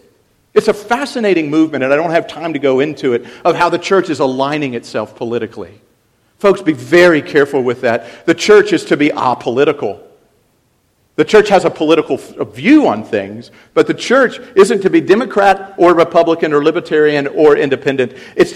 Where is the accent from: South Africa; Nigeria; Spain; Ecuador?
South Africa; Coming back again, as I was from South Africa